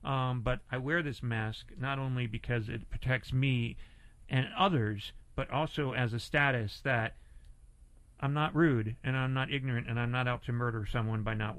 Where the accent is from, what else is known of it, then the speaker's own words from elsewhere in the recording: Northeast, United States; because I grew up in the Northeast, and when I talked, same. I was like, the dog, I'm going to walk the dog.